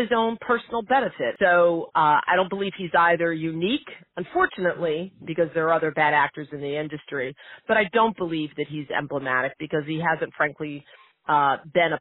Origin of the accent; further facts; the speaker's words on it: Western New York, United States; my hometown in Western New York